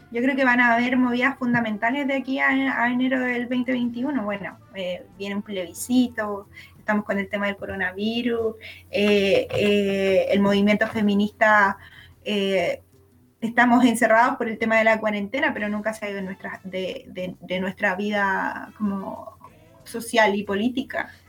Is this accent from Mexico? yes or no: no; Chile; como chilena que vive en Chile.